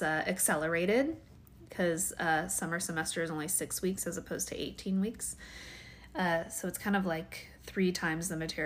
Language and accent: English; Washington, United States; now in California, United States; I'm from Washington. Washington